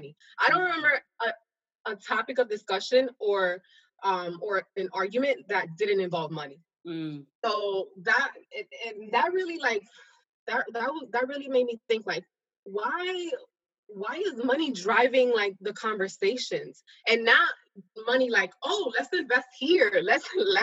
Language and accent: English; New York City, New York, United States; I'm originally from New York